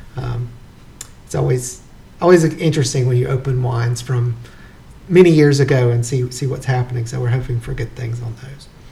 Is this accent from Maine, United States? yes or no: no; Wilkes County, North Carolina, United States; moved away; I grew up in Wilkes County, so it wasn't that far uh, when I lived there